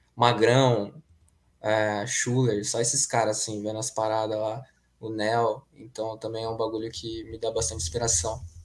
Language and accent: Portuguese; ABC, São Paulo, Brazil; ele tem um conservatório aqui em São Bernardo do Campo, que a gente é do ABC